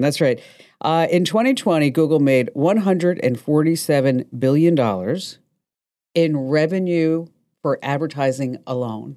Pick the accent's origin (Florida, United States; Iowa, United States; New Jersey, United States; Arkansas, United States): New Jersey, United States; I'm from New Jersey